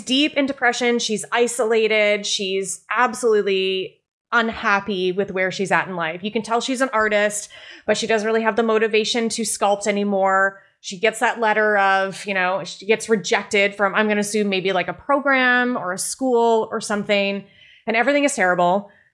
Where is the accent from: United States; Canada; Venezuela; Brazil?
Canada; I am Canadian, my French is terrible